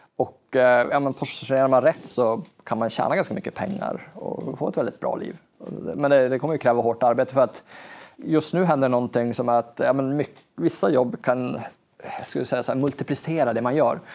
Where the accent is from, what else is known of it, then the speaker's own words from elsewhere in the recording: Norrbotten County, Sweden; jag är ju norrlänning och i Norrland har vi en extremt lång vinter